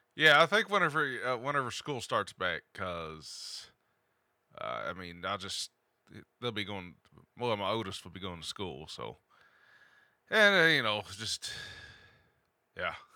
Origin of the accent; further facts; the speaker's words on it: Appalachia, United States; accent: hillbilly twang